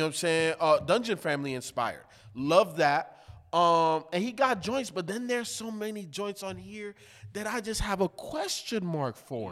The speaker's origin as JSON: {"language": "English", "town": "Chicago", "region": "Illinois", "country": "United States", "tie": "born or raised there", "said": "I was growing up in the hood, by Humble Park in Chicago"}